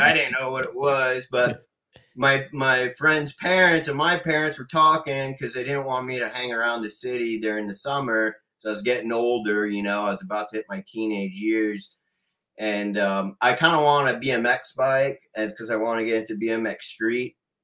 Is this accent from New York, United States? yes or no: yes; New York City, New York, United States; moved away; I'm from New York, so, like, you know, the urban area of New York.